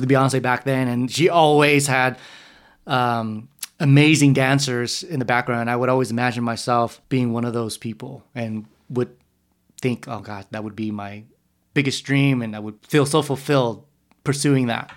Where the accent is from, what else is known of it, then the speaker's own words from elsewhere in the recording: San Jose, California, United States; also born or lived in Texas; around three or four, they moved to San Jose